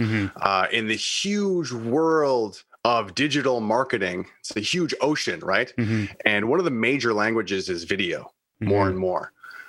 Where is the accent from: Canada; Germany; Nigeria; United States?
Canada; Kingston, Ontario; Well, I grew up in Kingston, Ontario, Canada. Went to school for media studies in London, Ontario, and also radio broadcasting.